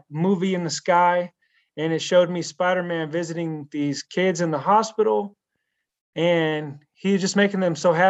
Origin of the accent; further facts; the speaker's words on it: Pittsburg, California, United States; moved away as an adult; I moved across the country back to my hometown of Pittsburgh, California